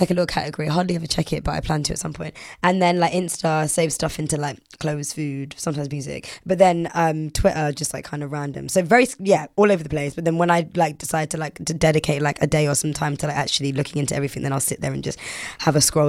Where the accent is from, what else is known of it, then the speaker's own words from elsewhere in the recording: London, United Kingdom; I'm from London and I'm black, but I'm also, like, Caribbean